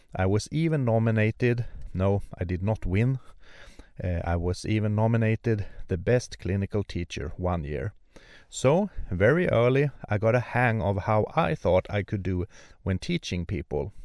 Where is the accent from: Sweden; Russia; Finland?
Sweden; born or raised there; also born or lived in Örnsköldsvik, Sweden